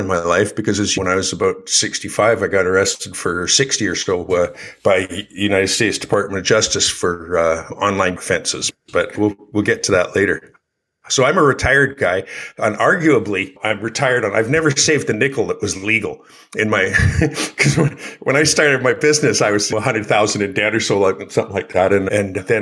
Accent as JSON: {"language": "English", "town": "Calgary", "region": "Alberta", "country": "Canada", "tie": "born or raised there", "also_born_or_lived": "Ontario, Canada", "said": "I was born in Ontario, Canada. My dad died in 1955 when I was about 3 years old in an automobile mishap. My mom raised us, raised the three kids on her own in Calgary, which was her home. So I grew up in Calgary, Alberta"}